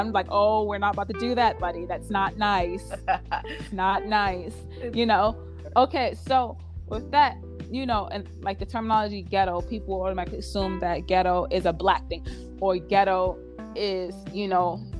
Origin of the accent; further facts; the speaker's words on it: New York City, New York, United States; also born or lived in Brooklyn / Queens; I'm from Harlem.